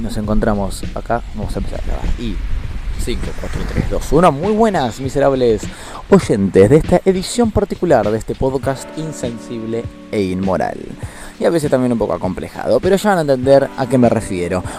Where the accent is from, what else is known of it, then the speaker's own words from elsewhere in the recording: Buenos Aires, Argentina; Como argentino, actualmente nacido y habitando en la ciudad porteña